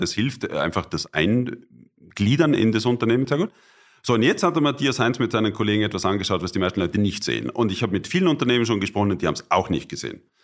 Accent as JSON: {"language": "German", "country": "Austria", "tie": "born or raised there", "also_born_or_lived": "Bonn / Cologne", "moved": "yes", "said": "ich als Österreicher"}